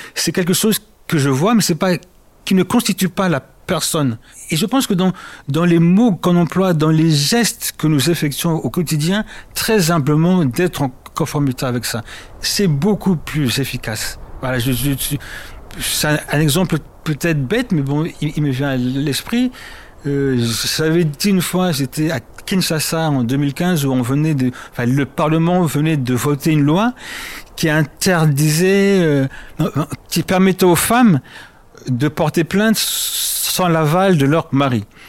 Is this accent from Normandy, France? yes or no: no; Paris suburbs, Île-de-France, France; also born or lived in Congo / Berlin; Je suis né au Congo que j'ai quitté à l'âge de 4 ans. Je me suis installé, enfin ma famille c'est installé euh, dans ce qu'on appelle la banlieue parisienne. J'ai grandi, j'ai fait mes études à Paris